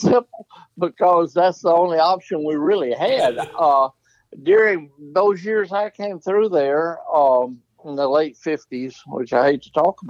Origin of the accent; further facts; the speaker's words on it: Arkansas, United States; I grew up in Arkansas and I was an Arkansas fan